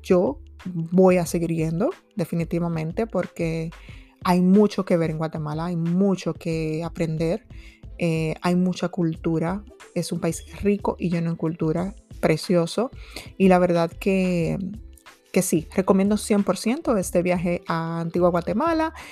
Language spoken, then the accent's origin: Spanish; Dominican Republic; yo soy de República Dominicana nativa